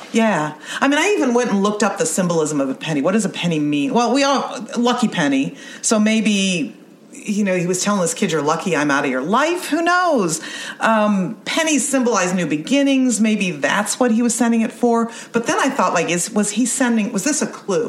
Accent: Youngstown, Ohio, United States; I grew up in Youngstown

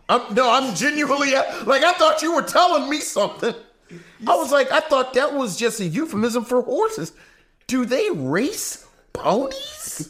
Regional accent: Baltimore, Maryland, United States; I'm from Baltimore

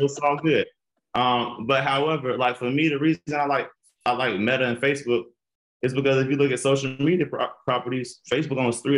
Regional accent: Atlanta, Georgia, United States; I'm really from Atlanta

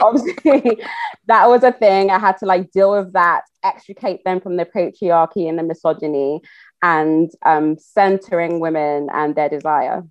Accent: Nigeria; I'm Yoruba, I'm Nigerian

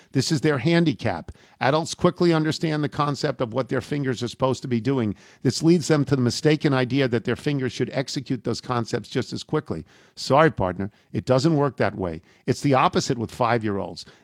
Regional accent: New Jersey, United States; I grew up in New Jersey.

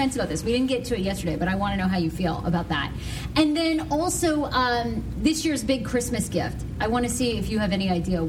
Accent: Maine, United States; I grew up in Maine

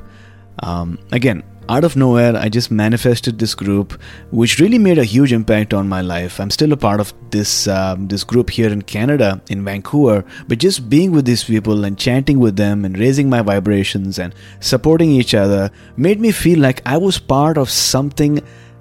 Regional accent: Mumbai, Maharashtra, India; also born or lived in Pune; I came back to Mumbai, which is my hometown

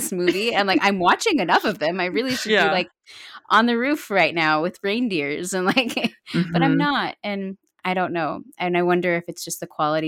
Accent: Arizona, United States; I grew up in Arizona

